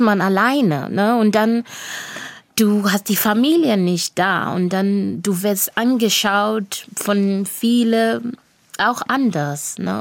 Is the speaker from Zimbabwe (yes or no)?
yes; Bulawayo, Zimbabwe; first language Shona; German is a second language; moved away as an adult; also born or lived in Villingen-Schwenningen, Germany; now in Riegel am Kaiserstuhl, Germany; Und ich spreche auch in Debele, dadurch, dass ich in Bulawayo aufgewachsen bin.